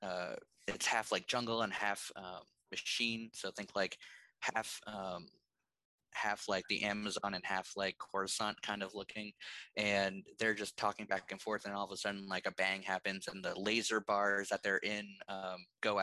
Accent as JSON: {"language": "English", "region": "Maine", "country": "United States", "tie": "born or raised there", "said": "I grew up in Maine."}